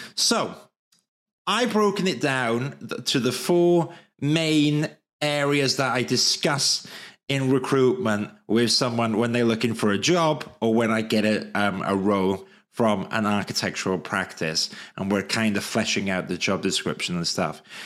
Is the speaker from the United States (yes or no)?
no; Wales, United Kingdom; accent: Welsh; my Welsh accent